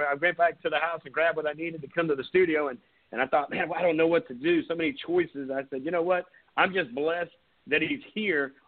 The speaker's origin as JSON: {"language": "English", "town": "Surfside Beach", "region": "South Carolina", "country": "United States", "tie": "born or raised there", "said": "grew up in Surfside"}